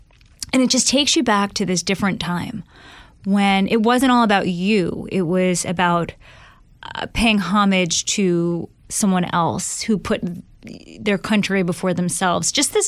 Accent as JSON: {"language": "English", "town": "New York City", "region": "New York", "country": "United States", "tie": "born or raised there", "moved": "yes", "said": "So I'm from Staten Island, New York, born and raised, and very Italian."}